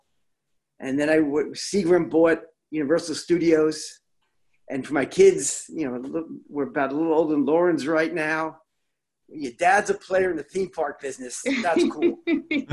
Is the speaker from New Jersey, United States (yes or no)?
yes; Jersey City, New Jersey, United States; moved away as an adult; now in Pittsburgh, United States; I grew up in Jersey City, New Jersey.